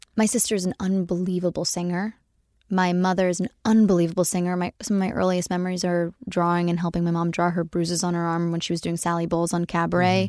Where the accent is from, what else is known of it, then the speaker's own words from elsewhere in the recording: Los Angeles, California, United States; accent: Valley Girl; I'm from, born and raised in the Valley, and I do my best to hide that accent